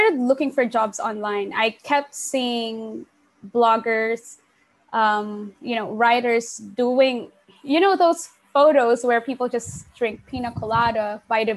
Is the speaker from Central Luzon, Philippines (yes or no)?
yes; Sasmuan, Central Luzon, Philippines; I actually grew up in a very small town called Sasmuan, which is in the Philippines